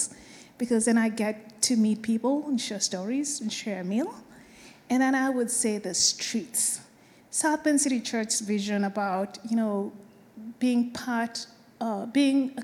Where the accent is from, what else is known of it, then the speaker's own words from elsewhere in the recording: Kenya; moved away; I am from Kenya